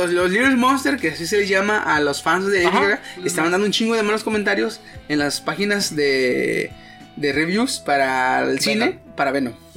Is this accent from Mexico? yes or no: yes; Mexico; como paisa